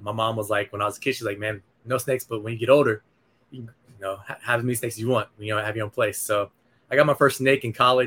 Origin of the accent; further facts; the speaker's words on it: Nebraska, United States; moved away as an adult; now in Arizona, United States; I grew up in Nebraska, man. I moved out to Arizona in 2003 after I graduated from college.